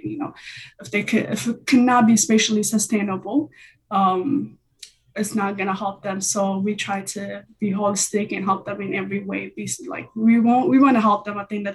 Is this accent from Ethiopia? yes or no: yes; Ethiopia; moved away as an adult; I'm originally from Ethiopia. I came here about 4 years.